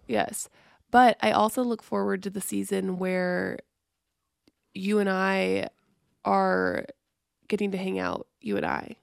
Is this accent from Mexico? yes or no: no; Missouri, United States; We're from Missouri